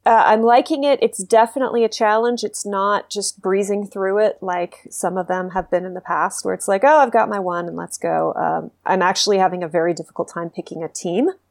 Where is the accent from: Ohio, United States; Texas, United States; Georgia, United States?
Texas, United States; moved away; I'm from Texas originally